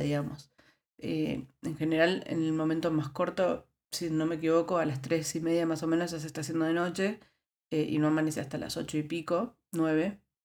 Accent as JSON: {"language": "Spanish", "region": "Buenos Aires", "country": "Argentina", "also_born_or_lived": "La Rioja, Argentina", "moved": "as an adult", "lives_now": "Netherlands", "said": "Yo vengo de Buenos Aires. Buenos Aires es una ciudad que tiene un clima bastante templado"}